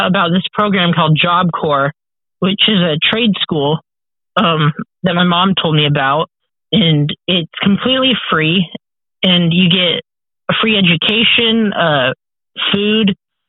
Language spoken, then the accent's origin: English; Vancouver, Washington, United States; also born or lived in Olympia, Washington; I was born in Vancouver, Washington.